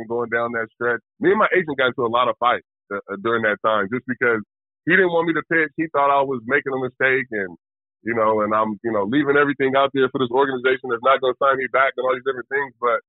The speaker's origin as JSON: {"language": "English", "town": "Vallejo", "region": "California", "country": "United States", "said": "And I'm from Vallejo, California."}